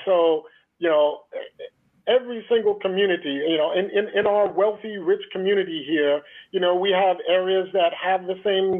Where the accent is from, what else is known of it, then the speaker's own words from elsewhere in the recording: Shinnecock Nation, New York, United States; we're a first contact tribe.